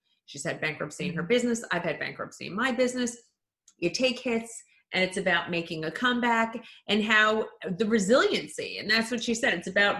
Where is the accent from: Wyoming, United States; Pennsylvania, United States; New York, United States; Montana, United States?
New York, United States; Mahopac; moved away as an adult; now in New Jersey, United States; I was born in New Jersey. I grew up in Mayapack, New York.